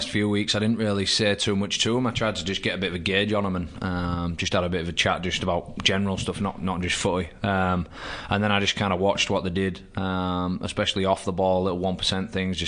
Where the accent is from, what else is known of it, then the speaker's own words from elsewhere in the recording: England, United Kingdom; moved away as an adult; now in Canberra, Australia; I'm still English